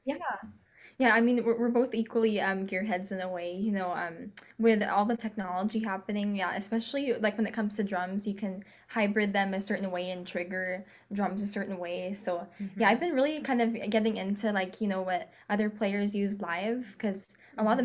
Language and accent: English; California, United States; we're from California